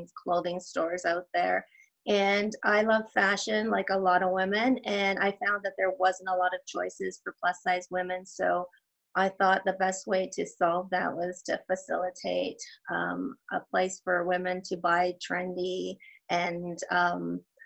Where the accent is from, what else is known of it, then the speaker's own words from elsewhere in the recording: Edmonton, Alberta, Canada; I am Canadian. I'm from Edmonton, Alberta.